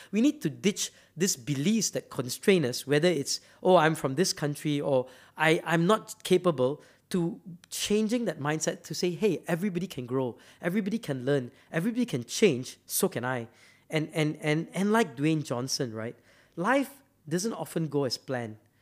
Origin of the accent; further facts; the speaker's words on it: Malaysia; I'm from Malaysia